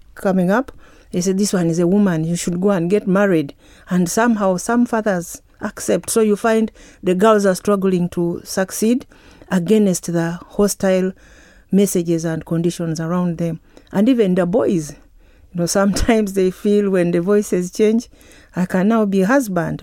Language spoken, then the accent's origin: English; Uganda; from Uganda.